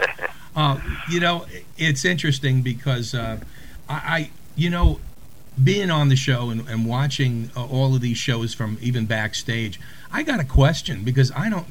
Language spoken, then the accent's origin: English; New York City, New York, United States; now in Orlando, United States; I'm from Brooklyn, of course. And I've never met so many people from New York and Pennsylvania as live down here in Orlando, Florida, where we're based.